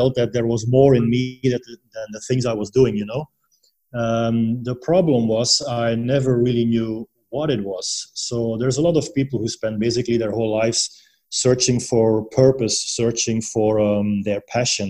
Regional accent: Belgium; moved away as an adult; now in Panglao, Philippines; I'm originally from Belgium

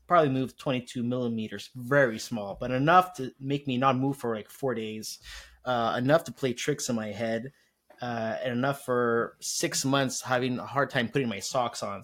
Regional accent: Montreal, Quebec, Canada; I'm from Montreal

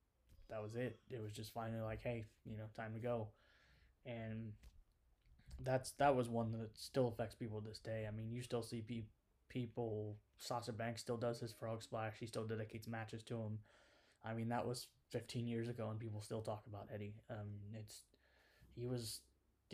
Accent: Indiana, United States; I'm from Indiana

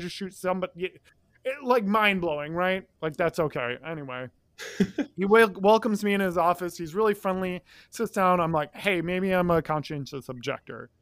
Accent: Midwest, United States; moved away as an adult; I'm from the Midwest. All my family's in the Midwest

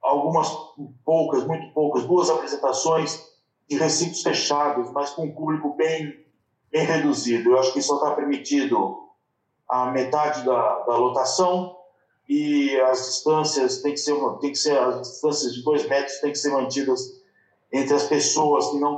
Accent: São Paulo, Brazil; now in Barcelona, Spain; é, eu sou de São Paulo e aqui em Barcelona hoje está quente.

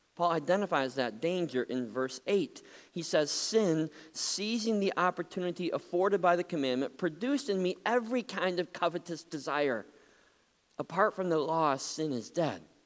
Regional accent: Muskegon, Michigan, United States; When I was just a kid growing up in Muskegon

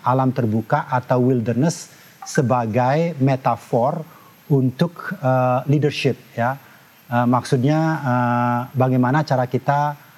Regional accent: Tabanan, Bali, Indonesia; moved away as an adult; also born or lived in United States; saya dilahirkan di uh, desa kecil uh, namanya uh, Banjar Jangkahan, Desa Batuaji, Kecamatan Keramitan, Tabanan

